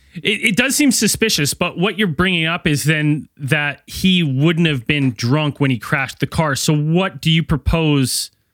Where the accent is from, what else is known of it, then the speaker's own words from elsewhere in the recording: Canada; my hometown